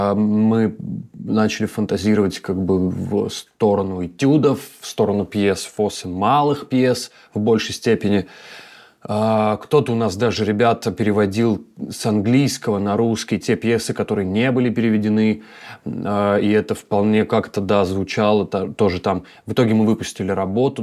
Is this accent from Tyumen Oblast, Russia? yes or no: yes; Tyumen, Tyumen Oblast, Russia; moved away; also born or lived in Khanty-Mansiysk / Moscow; я тоже человек с севера такой. Как бы я родился в Ханты-Мансийске, mm. как бы прожил там в Тюмени очень долгое время